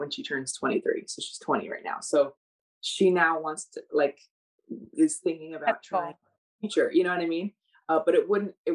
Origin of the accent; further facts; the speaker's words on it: United States; I, as an American